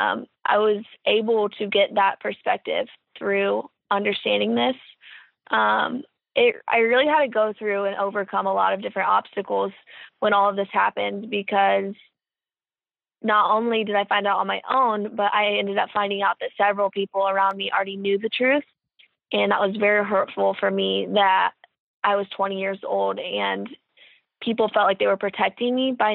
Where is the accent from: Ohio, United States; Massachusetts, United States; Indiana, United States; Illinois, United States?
Indiana, United States; Kokomo; I'm from Kokomo, Indiana. And my childhood was full of different sporting events